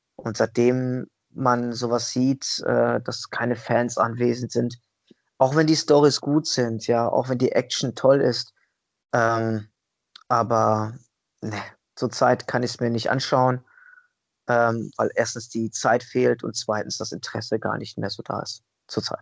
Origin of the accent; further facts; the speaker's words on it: Italy; ich bin ja Italiener, durch und durch